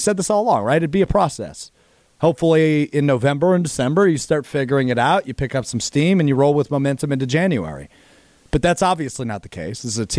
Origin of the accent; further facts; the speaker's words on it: Green Bay, Wisconsin, United States; I'm a huge Packers fan. I was born and raised in Green Bay.